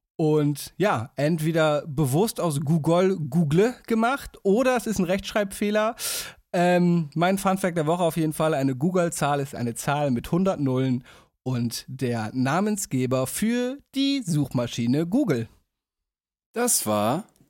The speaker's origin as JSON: {"language": "German", "town": "Damme", "region": "Lower Saxony", "country": "Germany", "tie": "born or raised there", "moved": "yes", "said": "werde ich wahrscheinlich aus meiner Heimat, aus Damme aufnehmen"}